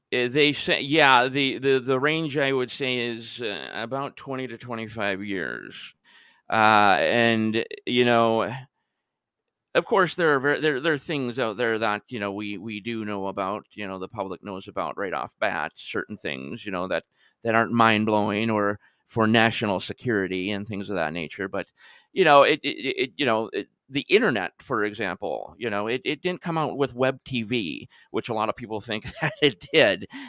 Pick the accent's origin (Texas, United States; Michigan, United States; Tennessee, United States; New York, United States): Michigan, United States; especially I remember I'm originally from Michigan myself